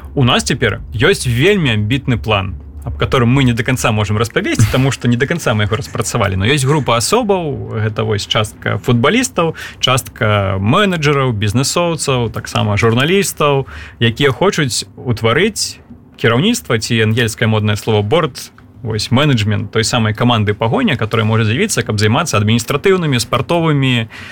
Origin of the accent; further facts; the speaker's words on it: Belarus; мы беларусы